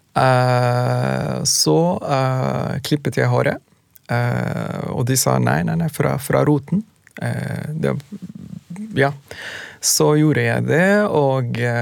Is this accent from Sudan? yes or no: yes; Sudan; Norwegian is a second language; also born or lived in Khartoum, Sudan; now in Norway; Vi kommer fra Sudan, kommer fra nesten samme type familier